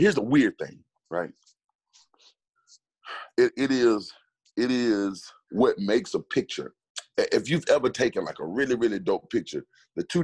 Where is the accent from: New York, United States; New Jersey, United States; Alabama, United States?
Alabama, United States; I'm from Alabama.